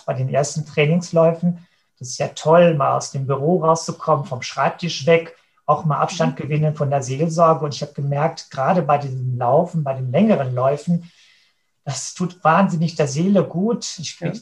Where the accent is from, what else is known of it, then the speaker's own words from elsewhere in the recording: Münsterland, near Cappenberg Castle, North Rhine-Westphalia, Germany; in der Natur, im Münsterland, in der Nähe von Schloss Kappenberg, das liegt zwischen mhm. Münster und Dortmund, da bin ich groß geworden auf dem Bauernhof